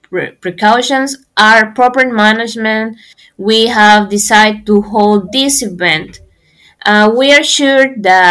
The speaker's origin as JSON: {"language": "English", "country": "Peru", "said": "from Peru. I'm pursuing my undergraduate in agronomy in Agrarian University, Lima, Peru"}